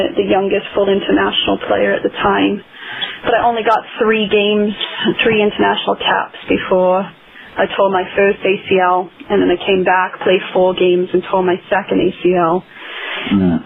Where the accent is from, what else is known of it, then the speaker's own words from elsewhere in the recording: Wales, United Kingdom; now in United States; I'm from Wales originally